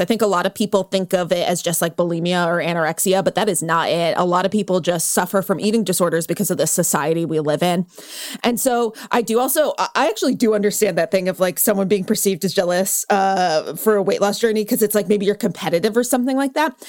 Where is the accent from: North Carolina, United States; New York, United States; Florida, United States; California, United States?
California, United States; I grew up in California